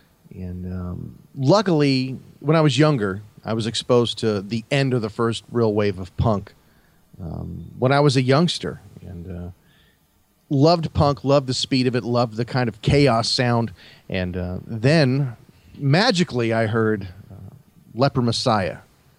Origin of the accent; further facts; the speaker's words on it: San Francisco Bay Area, California, United States; now in Los Angeles, United States; being in the San Francisco Bay Area.